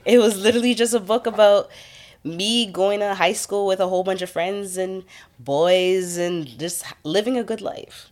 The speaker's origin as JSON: {"language": "English", "town": "Toronto", "region": "Ontario", "country": "Canada", "tie": "born or raised there", "said": "I grew up in the Rex"}